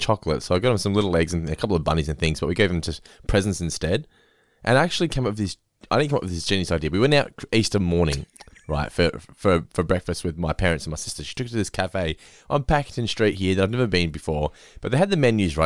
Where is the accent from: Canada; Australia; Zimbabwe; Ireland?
Australia; We're Aussie as it gets